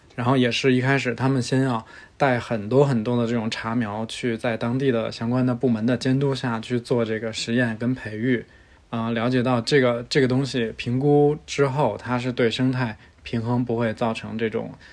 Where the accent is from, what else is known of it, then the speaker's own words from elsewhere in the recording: Beijing, China; now in Chengdu, China; 我是一个北京人，目前生活在成都